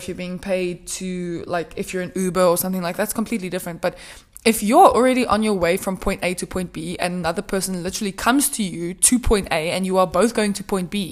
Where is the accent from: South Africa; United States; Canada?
South Africa; South Africans are so hospitable